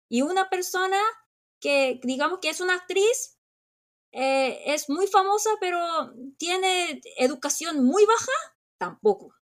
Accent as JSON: {"language": "Spanish", "country": "South Korea", "said": "como muchos coreanos"}